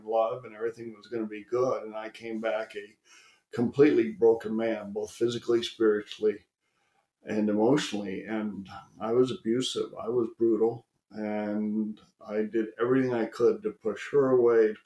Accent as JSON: {"language": "English", "region": "Texas", "country": "United States", "said": "I'm a Texan"}